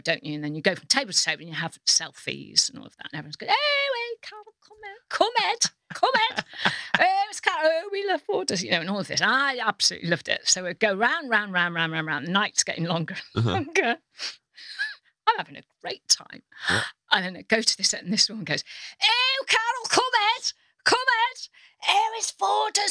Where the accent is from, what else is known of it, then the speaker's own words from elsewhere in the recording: North Wales, United Kingdom; I grew up in North Wales